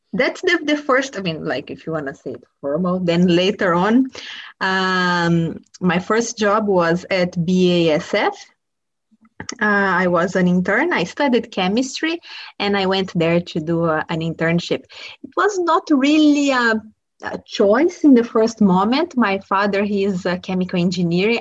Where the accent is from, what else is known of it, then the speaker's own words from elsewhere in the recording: Brazil; I grew up in Brazil